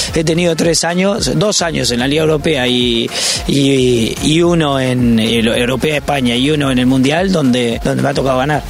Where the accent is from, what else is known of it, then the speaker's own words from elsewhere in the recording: Uruguay; moved away; soy uruguayo